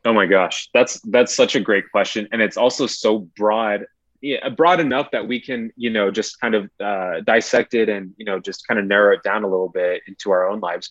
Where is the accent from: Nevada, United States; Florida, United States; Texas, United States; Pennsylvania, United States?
Texas, United States; El Paso; moved away as an adult; also born or lived in San Marcos, Texas; my hometown of El Paso, Texas